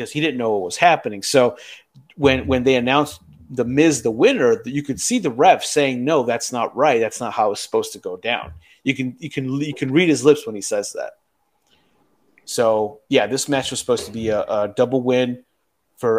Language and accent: English; United States; I was born in America